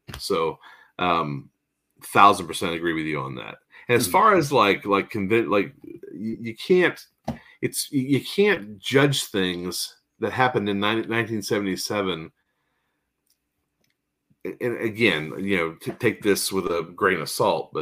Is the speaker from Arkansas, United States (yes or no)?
yes; Arkansas, United States; moved away; also born or lived in Philadelphia / California; I was born in Philadelphia, but raised in Arkansas. But I did live in California for several years